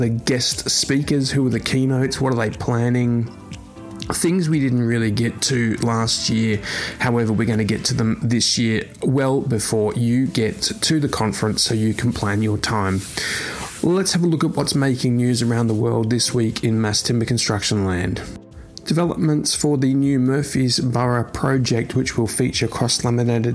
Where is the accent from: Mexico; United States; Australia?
Australia; moved away; my home country now, Western Australia